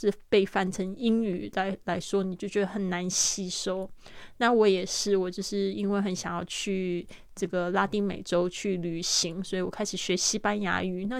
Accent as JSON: {"language": "Chinese", "country": "France", "second_language": "Chinese", "said": "Because I'm French。就是说呢，因为我是法国人，it's easier for me"}